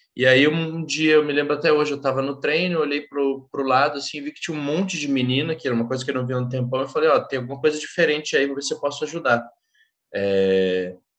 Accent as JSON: {"language": "Portuguese", "town": "Porto Alegre", "region": "Rio Grande do Sul", "country": "Brazil", "said": "eu sou do San Diego, né, lá do, de Porto Alegre, no Rio Grande do Sul"}